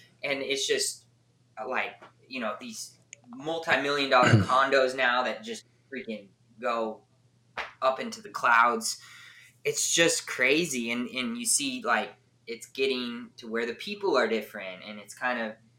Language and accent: English; just south of LA, California, United States; moved away as an adult; also born or lived in San Diego; now in Nashville area, Tennessee, United States; I grew up just south